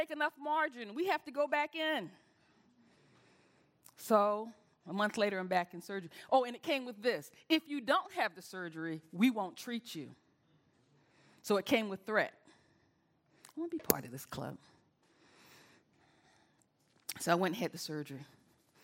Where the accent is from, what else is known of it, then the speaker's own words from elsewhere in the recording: the South, United States; I'm from the South